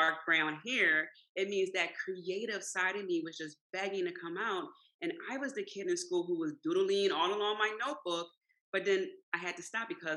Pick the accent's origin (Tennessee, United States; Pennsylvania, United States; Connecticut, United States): Pennsylvania, United States; Philadelphia; I grew up in South Philly